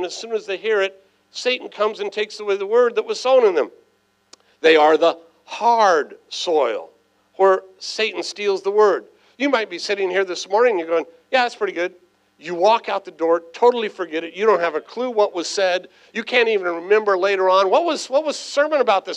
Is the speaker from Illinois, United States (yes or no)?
no; San Diego, California, United States; I was raised right here in San Diego